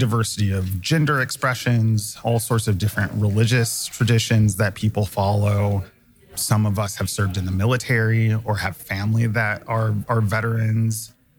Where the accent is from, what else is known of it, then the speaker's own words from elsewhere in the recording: Chicago, Illinois, United States; moved away; I'm originally from Chicago.